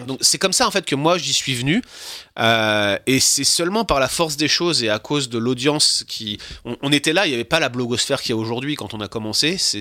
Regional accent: France; now in Quebec, Canada; en tant que Français, de principe, de facto, j'aurais déjà dû être viré depuis, 6 euh, mois, ne serait-ce que parce que je suis français

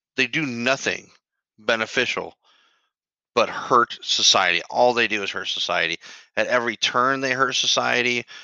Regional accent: United States; I grew up in the United States of America

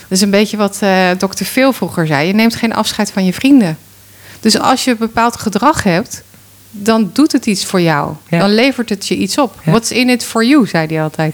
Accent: Rotterdam, South Holland, Netherlands; als Rotterdammer

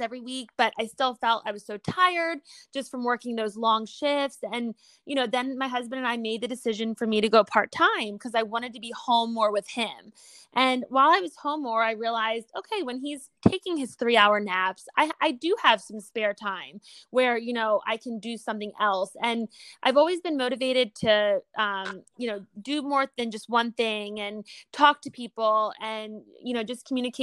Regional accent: Wilmington, Delaware, United States; now in South Carolina, United States; I currently am living in South Carolina, but I'm from Wilmington, Delaware.

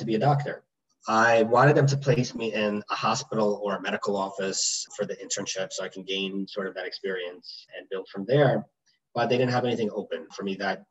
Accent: New York City, New York, United States; I grew up in Briarwood

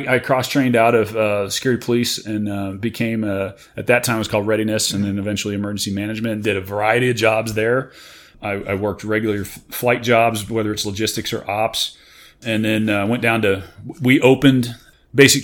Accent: Warrenton, Missouri, United States; also born or lived in St. Charles, Missouri; I was born there, but I actually was raised in Warrenton, Missouri

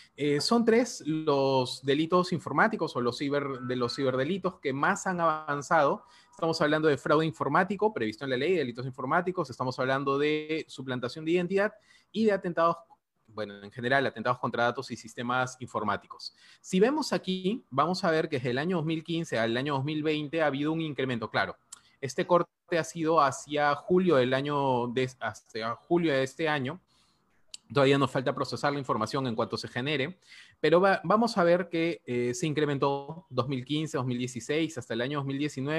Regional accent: Peru

